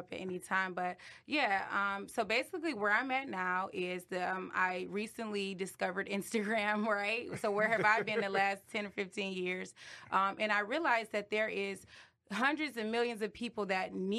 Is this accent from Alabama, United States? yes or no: no; Detroit, Michigan, United States; I'm from Detroit